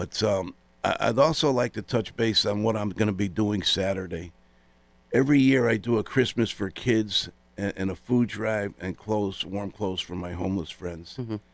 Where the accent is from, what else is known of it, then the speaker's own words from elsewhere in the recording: West Hartford, Connecticut, United States; Growing up in Elmwood in West Hartford, I had three brothers, a sister, and my mom and father adopted two kids.